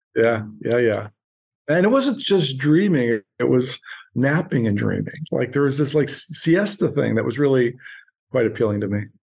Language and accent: English; Boardman, Ohio, United States; moved away as an adult; also born or lived in Homestead, Pittsburgh, Pennsylvania / New York City; now in Ojai, United States; boardman ohio which is a suburb of youngstown ohio real mm-hmm. blue collar kind of roots